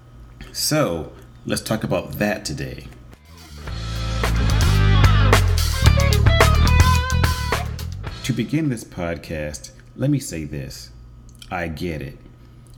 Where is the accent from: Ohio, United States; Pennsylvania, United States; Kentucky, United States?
Pennsylvania, United States; Philadelphia; my hometown of Philadelphia, Pennsylvania, in the United States